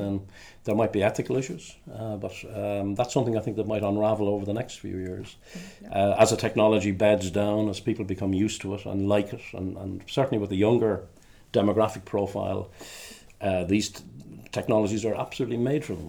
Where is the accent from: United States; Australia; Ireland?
Ireland; Dublin, Leinster; moved away as an adult; now in Glasgow, United Kingdom; I'm originally from Dublin in the Republic of Ireland